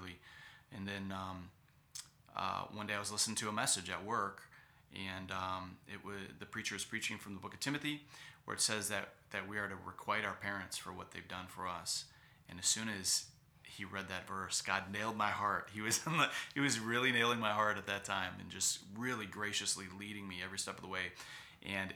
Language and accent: English; Cleveland, Ohio, United States; moved away as an adult; Cleveland Baptist Church in my hometown in Cleveland, Ohio